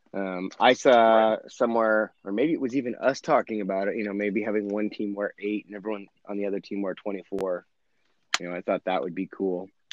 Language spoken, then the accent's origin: English; Oregon, United States; I'm from Oregon